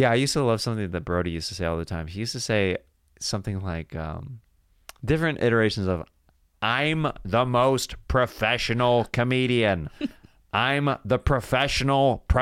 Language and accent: English; Kansas City, Missouri, United States; I'm a barbecue guy. I'm from Kansas City.